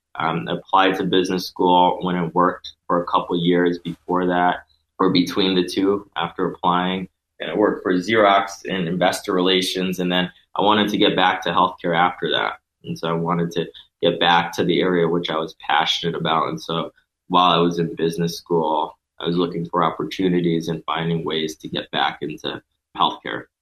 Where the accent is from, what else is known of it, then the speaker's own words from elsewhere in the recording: Connecticut, United States; I'm originally from Connecticut